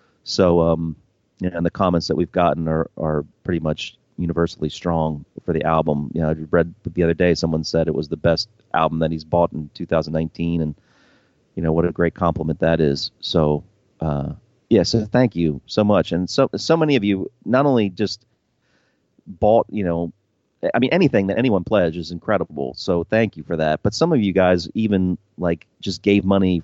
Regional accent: United States; I'm an American.

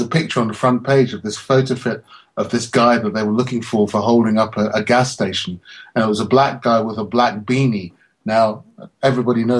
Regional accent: London, United Kingdom; I'm this little guy from London

